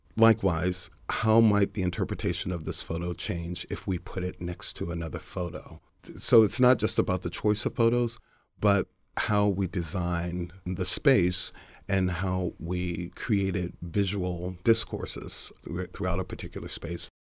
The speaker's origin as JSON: {"language": "English", "town": "Baltimore", "region": "Maryland", "country": "United States", "said": "I'm from Baltimore. I still live in Baltimore."}